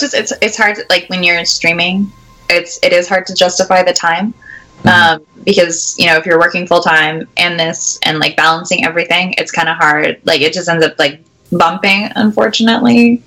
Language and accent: English; Canada; moved away as an adult; now in St. Louis, United States; I'm Canadian, uh, and we get a lot of we get a lot of snow.